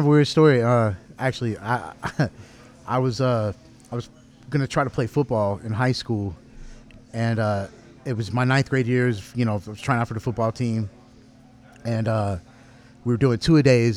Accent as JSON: {"language": "English", "town": "Garland", "region": "Texas", "country": "United States", "said": "I'm from Garland"}